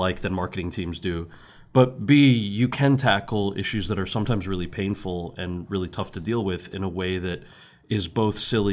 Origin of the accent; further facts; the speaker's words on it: New Jersey, United States; I grew up in New Jersey.